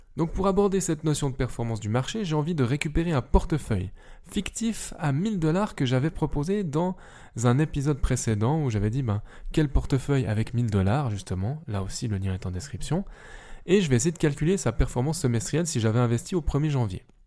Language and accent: French; Switzerland; vu que je suis suisse et donc pas forcément européen